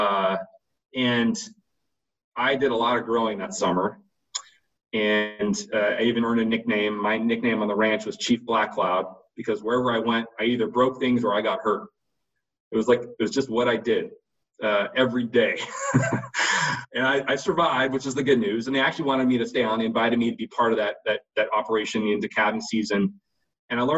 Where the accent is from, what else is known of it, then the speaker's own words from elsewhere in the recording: coastal California, United States; moved away as an adult; also born or lived in Minnesota / Montana; I grew up in California, coastal California